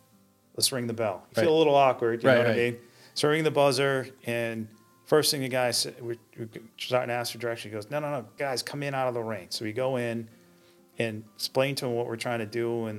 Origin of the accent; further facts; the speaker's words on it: Maine, United States; I'm a kid from Maine